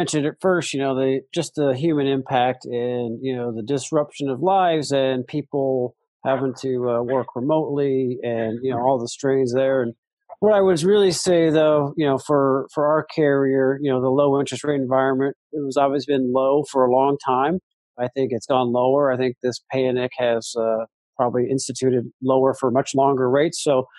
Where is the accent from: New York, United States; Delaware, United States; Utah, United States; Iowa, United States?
Iowa, United States; Great to be with you. Thank you. And Iowa kid, born and raised in Iowa